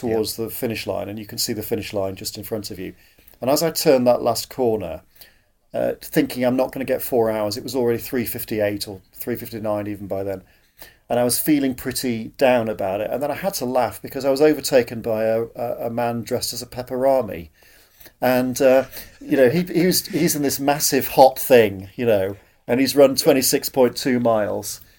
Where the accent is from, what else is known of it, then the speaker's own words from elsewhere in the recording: Yorkshire and the Humber, United Kingdom; I grew up in Yorkshire, uh, grew up in what were, in those days, the sort of coal fields of South Yorkshire.